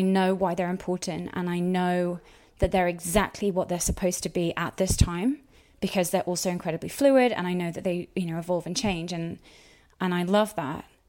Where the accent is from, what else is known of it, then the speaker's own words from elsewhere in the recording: United Kingdom; I'm British